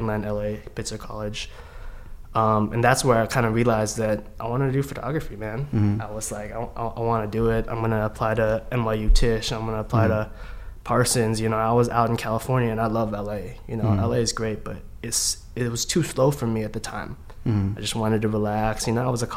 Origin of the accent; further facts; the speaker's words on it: Vancouver, British Columbia, Canada; they came from the Philippines to Canada, where I grew up in Vancouver